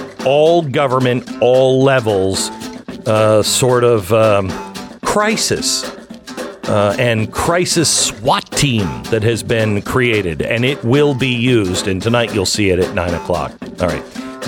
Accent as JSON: {"language": "English", "town": "Seattle", "region": "Washington", "country": "United States", "said": "And I said, I'm from Seattle. I'm from the West Coast."}